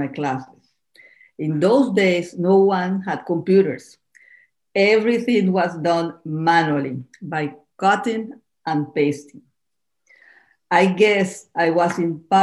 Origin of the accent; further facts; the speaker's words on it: Caracas, Capital District, Venezuela; moved away as an adult; also born or lived in Miami, United States; now in Key Biscayne, United States; Originally, I am from Caracas, Venezuela.